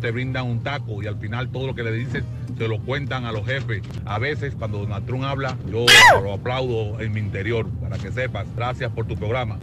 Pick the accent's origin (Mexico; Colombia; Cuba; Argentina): Cuba; moved away; Yo soy cubano